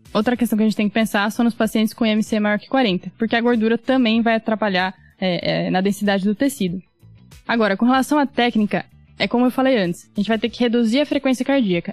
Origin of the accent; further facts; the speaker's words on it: Londrina, Paraná, Brazil; moved away as an adult; now in São Paulo, Brazil; eu nasci em Londrina, Paraná, me formei médica pela Federal do Paraná, fiz minha residência de clínica aqui em São Paulo